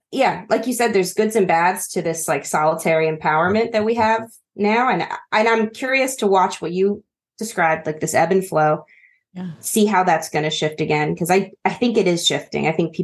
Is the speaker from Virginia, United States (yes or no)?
no; Pennsylvania, United States; moved away as an adult; now in Greece; Because I'm also from your region-ish. I'm from Amish country in Pennsylvania.